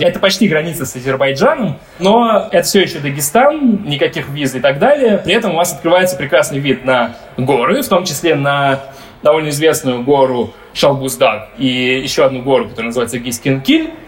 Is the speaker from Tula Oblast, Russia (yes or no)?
no; Dagestan, Russia; я, как типичный дагестанец